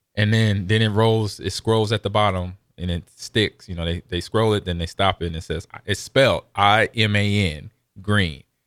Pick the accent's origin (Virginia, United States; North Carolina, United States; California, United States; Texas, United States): California, United States; Los Angeles; also born or lived in Omaha; now in Lincoln, United States; growing up in Los Angeles, coming back here, being in Omaha and then eventually Lincoln